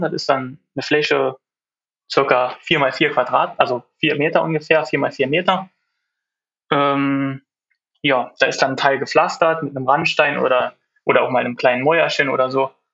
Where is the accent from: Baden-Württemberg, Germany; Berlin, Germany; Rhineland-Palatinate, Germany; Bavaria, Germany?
Rhineland-Palatinate, Germany; Bekond; bin aus Bekonte in der Nähe von Trier